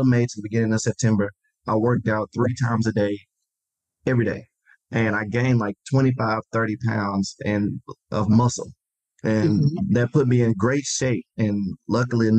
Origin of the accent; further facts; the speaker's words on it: Memphis, Tennessee, United States; Born and raised in Memphis, Tennessee.